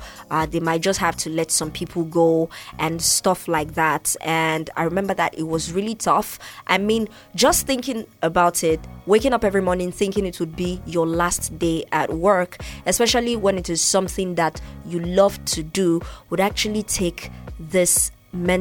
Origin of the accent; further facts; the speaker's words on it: Nigeria; I'm from Nigeria